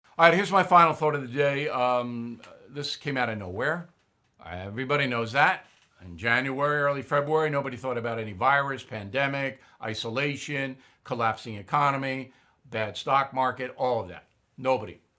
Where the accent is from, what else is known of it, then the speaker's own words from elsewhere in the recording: Long Island, New York, United States; my hometown on Long Island